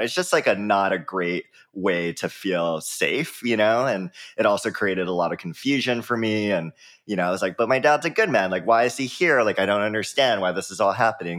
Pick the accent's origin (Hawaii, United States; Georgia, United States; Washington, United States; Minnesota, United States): Hawaii, United States; Oahu; I grew up in Hawaii, um, born and raised there on the island of Oahu in a small town